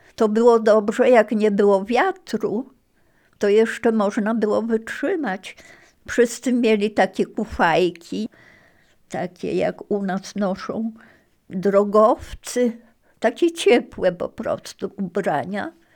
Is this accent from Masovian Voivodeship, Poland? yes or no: no; Ziębice, Lower Silesian Voivodeship, Poland; also born or lived in Marianka, near Ternopil (born / now Ukraine) / USSR (deportation, about 6 years) / Kłodzko / Wrocław; ten kościółek był w Ziembicach właśnie, tam gdzie mieszkaliśmy